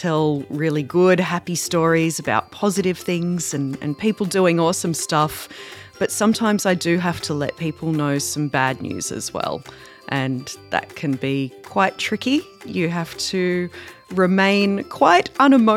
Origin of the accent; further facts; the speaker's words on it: Darug and Gundungurra country, New South Wales, Australia; I grew up on Darug and Gundagara country.